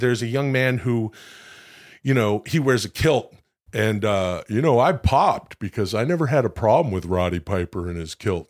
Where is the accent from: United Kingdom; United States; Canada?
Canada; moved away; I'm from Canada